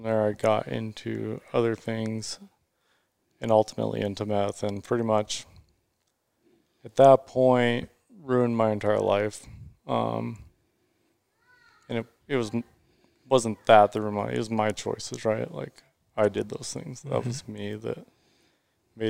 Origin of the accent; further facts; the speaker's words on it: Mesa, Arizona, United States; So I grew up in Mesa. I've been here my whole life.